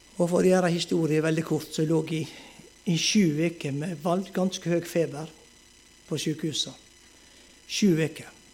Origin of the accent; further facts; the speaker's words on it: Moltu, Møre og Romsdal, Norway; moved away; also born or lived in Ulsteinvik; til Moltu, til heimbygda mi